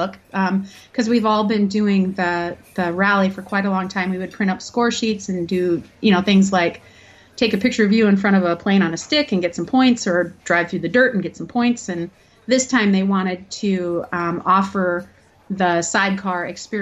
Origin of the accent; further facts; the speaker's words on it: Wisconsin, United States; moved away; I'm from Wisconsin originally